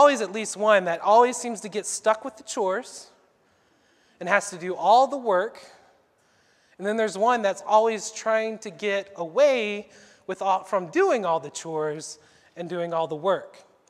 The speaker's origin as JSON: {"language": "English", "region": "the South", "country": "United States", "tie": "born or raised there", "said": "You know, I grew up in the South. Mom always asked me to help clean when guests were coming over"}